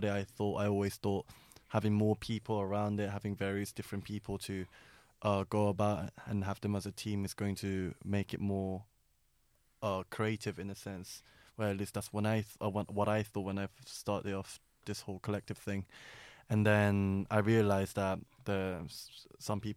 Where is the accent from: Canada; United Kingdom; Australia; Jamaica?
United Kingdom; I'm a British Korean um, artist slash uh, music manager A and R